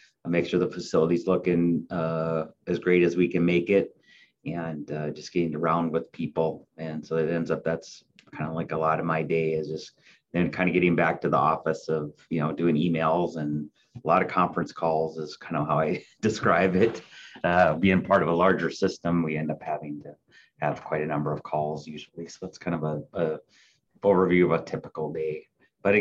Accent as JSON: {"language": "English", "region": "north central Minnesota", "country": "United States", "tie": "born or raised there", "also_born_or_lived": "Iowa / Fargo, North Dakota", "moved": "as an adult", "lives_now": "Corning, United States", "said": "So actually I was born in Iowa and moved to Minnesota when I was young. Grew up in upper half of Minnesota, north central Minnesota"}